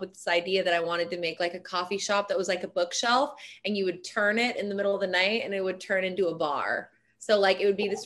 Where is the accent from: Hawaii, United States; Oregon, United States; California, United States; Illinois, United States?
Hawaii, United States; being born and raised in Hawaii, I was always around tribal Hawaiian tattoos